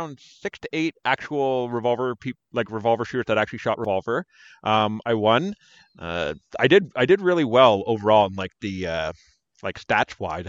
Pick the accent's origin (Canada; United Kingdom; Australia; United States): Canada; we're Canadian